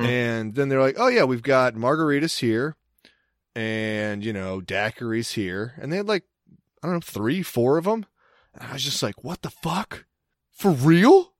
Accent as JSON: {"language": "English", "area": "Cecil County", "region": "Maryland", "country": "United States", "said": "I'm from Cecil County"}